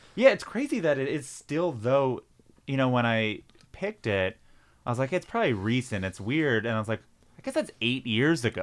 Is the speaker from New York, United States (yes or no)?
yes; Long Island, New York, United States; I grew up in Long Island